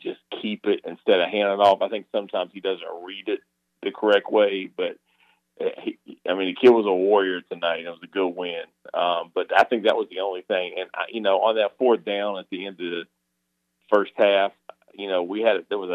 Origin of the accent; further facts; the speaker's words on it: Salisbury, North Carolina, United States; now in Raleigh, United States; I grew up in Salisbury, North Carolina